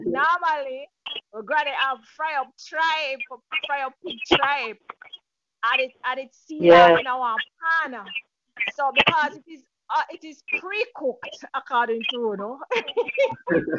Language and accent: English; Frankfield, Clarendon, Jamaica; I'm from Frankfield, Clarendon